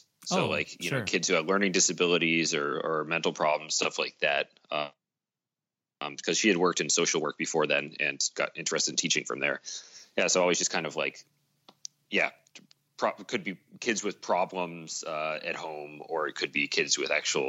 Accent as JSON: {"language": "English", "region": "New England", "country": "United States", "tie": "born or raised there", "also_born_or_lived": "Ann Arbor / Portland / Seattle", "said": "I bounced around a bit as a kid before settling in New England. I was born in Ann Arbor, Michigan, and then we lived in suburbs of Portland, Oregon, and of Seattle, Washington, before finally moving over to the East Coast"}